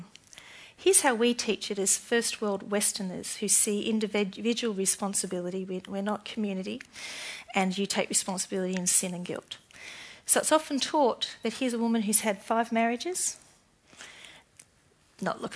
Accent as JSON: {"language": "English", "country": "Australia", "said": "I'm more Australian than Christian"}